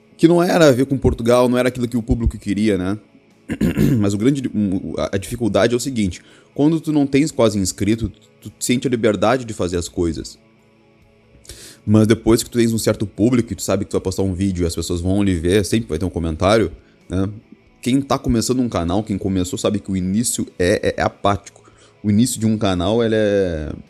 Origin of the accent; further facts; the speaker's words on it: Rio Grande do Sul, Brazil; eu sou gaúcho, Rio Grande do Sul